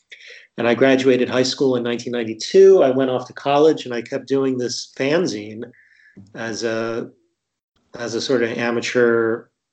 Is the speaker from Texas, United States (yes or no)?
no; Martha's Vineyard, Massachusetts, United States; I grew up on Martha's Vineyard